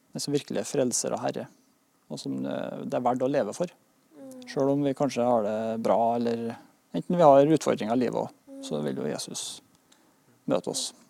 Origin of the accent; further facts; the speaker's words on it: Norway; Vi har det godt her i Norge